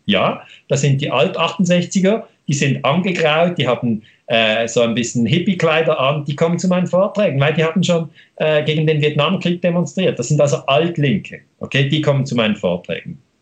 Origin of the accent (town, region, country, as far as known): Switzerland